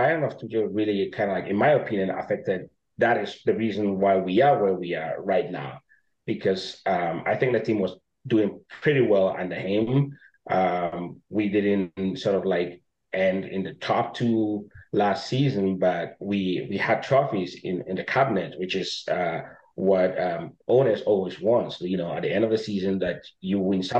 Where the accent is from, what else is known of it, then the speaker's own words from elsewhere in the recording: Ghana; I was born and raised in Ghana